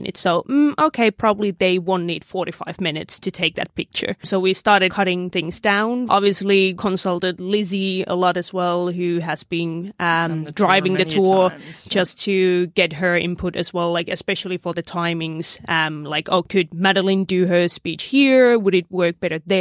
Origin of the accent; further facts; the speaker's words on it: Finland; now in Australia; I'm originally from Finland.